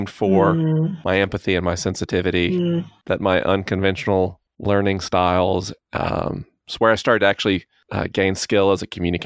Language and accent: English; the South, United States; I grew up in the South